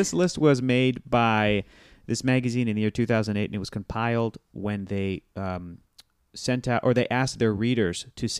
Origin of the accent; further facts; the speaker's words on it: United States; as an American